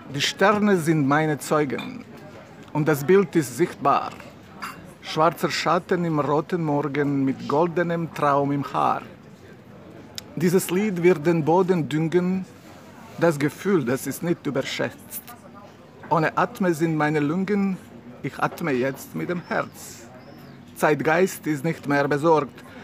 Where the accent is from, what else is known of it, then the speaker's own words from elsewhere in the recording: Mostar, Federation of Bosnia and Herzegovina, Bosnia & Herzegovina; German is a second language; now in Montenegro; ich wurde geboren in Mostar, das ist eine schöne Stadt in Bosnien-Herzegowina